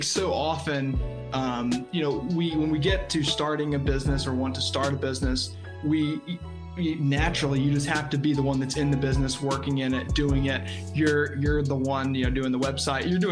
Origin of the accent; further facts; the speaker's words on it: Tennessee, United States; I'm here in Tennessee is where I'm located. So opened my insurance agency